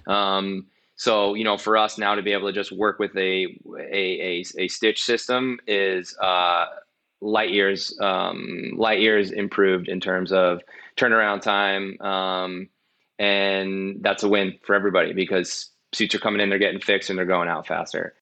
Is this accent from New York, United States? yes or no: yes; New York, United States; I'm from New York